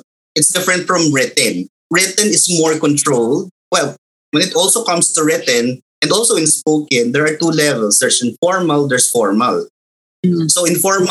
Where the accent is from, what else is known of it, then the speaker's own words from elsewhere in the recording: Alfonso, Calabarzon, Philippines; first language Tagalog; English is a second language; moved away as an adult; also born or lived in Manila; I was born and raised in Cavite, in Alfonso